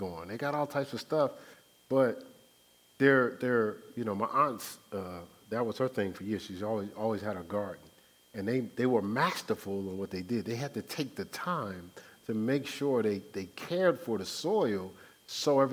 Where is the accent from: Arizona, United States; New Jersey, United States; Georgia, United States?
New Jersey, United States; Newark; I'm from the Brick City in Newark, New Jersey